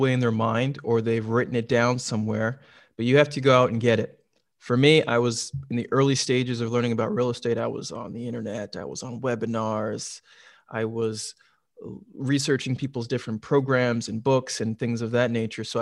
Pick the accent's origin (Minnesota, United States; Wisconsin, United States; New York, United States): Minnesota, United States; Minneapolis–Saint Paul; renovate homes in the Twin Cities where I grew up in Minnesota. Where I'm originally from.